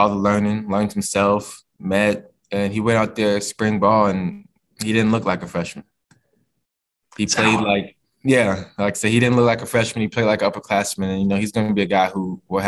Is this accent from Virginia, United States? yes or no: yes; Virginia, United States; moved away as an adult; being a Virginia guy